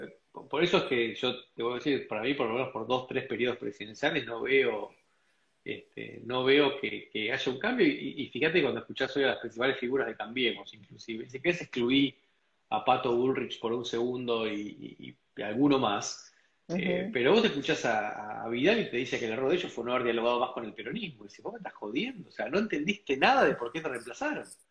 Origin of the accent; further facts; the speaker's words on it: Argentina; moved away as an adult; yo me fui hace 20 años de Argentina